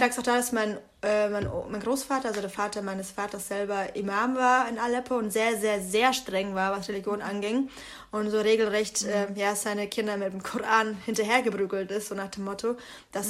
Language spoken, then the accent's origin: German; Bamberg, Bavaria, Germany; moved away; da wo ich herkomme, ist es halt ein Dorf. Bamberg ist eine 70.000 Einwohnerstadt.